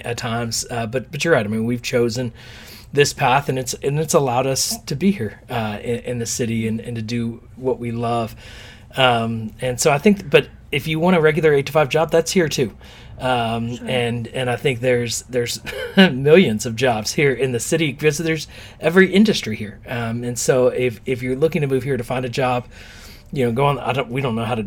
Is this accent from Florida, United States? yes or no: no; Texas, United States; now in New York City, United States; we're from Texas where it's a lot of oil